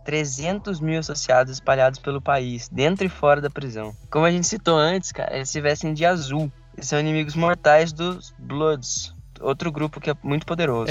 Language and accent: Portuguese; Brazil